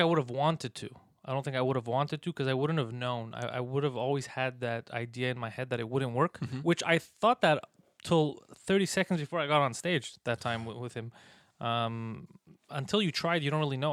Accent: Montreal, Quebec, Canada; accent: mix of an American accent and a Montreal accent; I'm from here

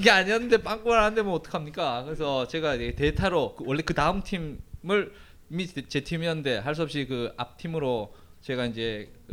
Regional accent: Gangneung, Gangwon, South Korea; moved away as an adult; also born or lived in Seoul / Varanasi, India; 제가 이그 강릉 출신이라고 말씀을 드렸는데 이 강릉이라는 동네가 이게 매우 보수적인 동네예요.

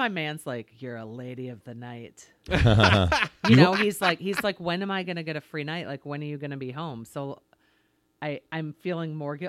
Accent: DeForest, Wisconsin, United States; also born or lived in Madison; Track and DeForest, Wisconsin.

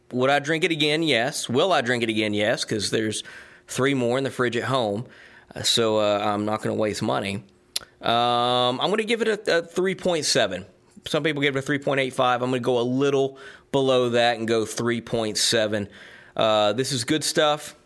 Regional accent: Georgia, United States; also born or lived in Tennessee / Knoxville, Tennessee; now in South Carolina, United States; I was born in Georgia, uh, lived in Tennessee for a good part of my life.

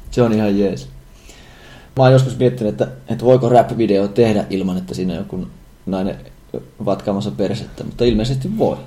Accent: Savonia, Finland; me kaikki Savosta lähtöisin olevat olemme.

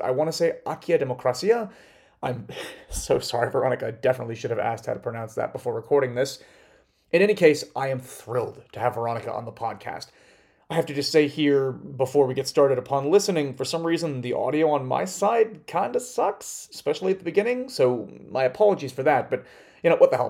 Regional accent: United States; as an American

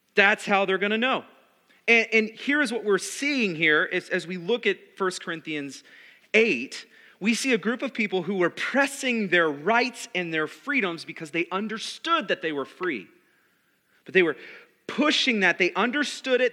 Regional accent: United States; Being American

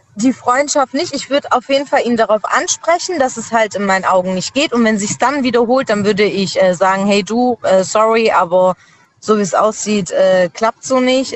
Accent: Schwäbisch Gmünd, Baden-Württemberg, Germany; ich komme aus Schwäbisch Gmünd.

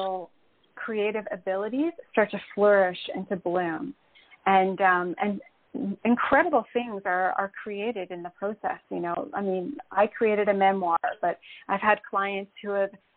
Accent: Canada; moved away as an adult; now in Puerto Rico; Well, I live in Puerto Rico. But I'm originally from Canada, so I actually made this move during the pandemic

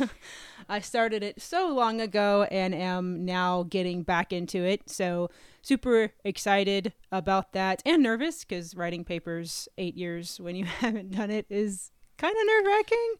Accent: North Carolina, United States; moved away as an adult; also born or lived in Texas; now in Virginia, United States; I grew up in North Carolina.

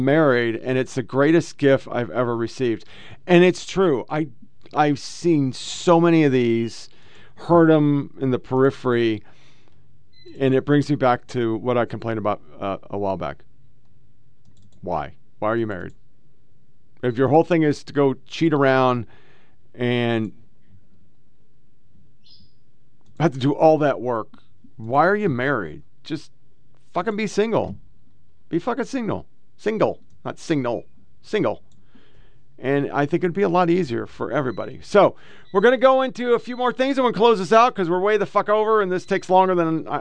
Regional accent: Oregon, United States; moved away; also born or lived in Southern United States; born and raised in Oregon

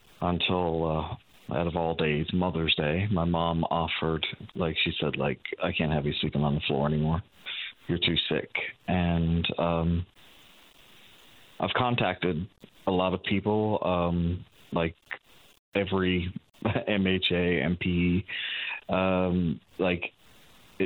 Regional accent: Channel-Port aux Basques, Newfoundland and Labrador, Canada; moved away as an adult; I'm originally from Port of Bass too

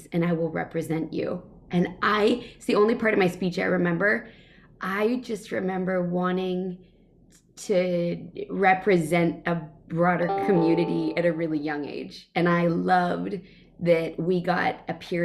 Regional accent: Northern California, United States; also born or lived in Nebraska; I came to California, Northern California, when I was 8, and then went to school in Southern California

